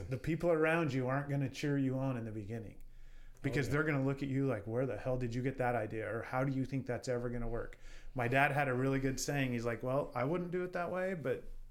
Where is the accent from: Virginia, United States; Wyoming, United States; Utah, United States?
Wyoming, United States; I'm proud to be from the state of Wyoming.